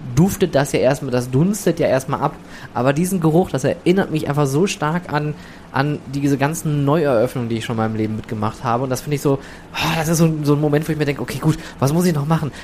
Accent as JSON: {"language": "German", "town": "Oberhausen", "region": "North Rhine-Westphalia", "country": "Germany", "also_born_or_lived": "England", "said": "ich komme aus dem Ruhrgebiet, komm ich, ich komme aus Oberhausen"}